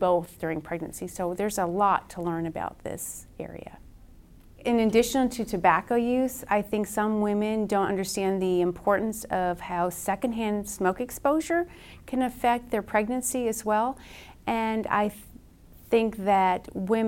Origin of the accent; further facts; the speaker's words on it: Wisconsin, United States; now in Lexington, United States; I'm originally from Wisconsin